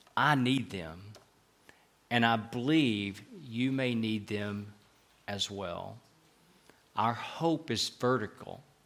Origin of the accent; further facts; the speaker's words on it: Knoxville, Tennessee, United States; accent: southern; moved away as an adult; also born or lived in Fort Worth, Texas / Chattanooga / Atlanta / Dallas; now in Madrid, Spain; We're from Knoxville in the southern part of the U S, thus having what we call a southern accent